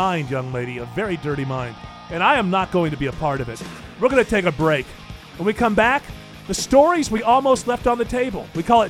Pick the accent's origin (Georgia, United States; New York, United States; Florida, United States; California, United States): New York, United States; near Syracuse; moved away; Syracuse is the team that was close to me growing up.